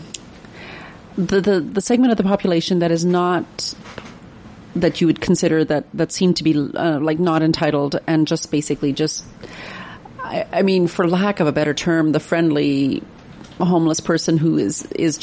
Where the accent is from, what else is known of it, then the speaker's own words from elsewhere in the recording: Salmon Valley, British Columbia, Canada; I'm from Salmon Valley